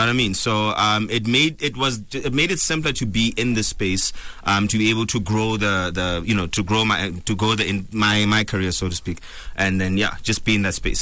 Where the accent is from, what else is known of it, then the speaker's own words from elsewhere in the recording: Bloemfontein, Free State, South Africa; also born or lived in Cape Town; now in Johannesburg, South Africa; I'm originally from Bloemfontein